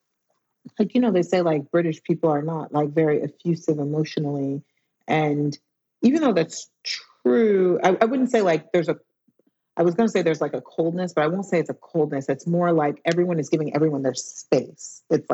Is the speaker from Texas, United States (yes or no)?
yes; Dallas, Texas, United States; now in London, United Kingdom; Texas, Dallas.